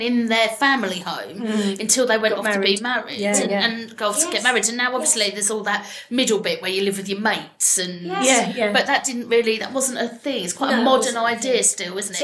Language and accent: English; London, United Kingdom; I grew up in Greenwich, but my parents moved there in the 70s